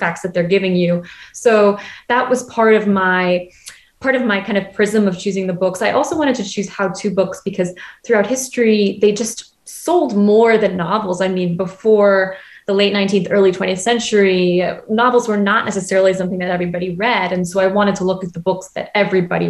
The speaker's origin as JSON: {"language": "English", "town": "Boston", "region": "Massachusetts", "country": "United States", "tie": "born or raised there", "moved": "as an adult", "lives_now": "Paris, France", "said": "my mom is from Boston and I grew up in Boston"}